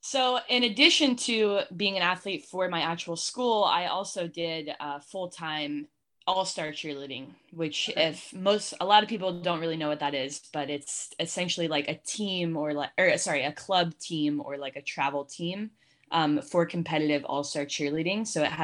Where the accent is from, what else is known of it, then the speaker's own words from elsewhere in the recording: Columbus, Ohio, United States; In the Columbus area specifically, there's not that much that like really stands out to like Columbus specific.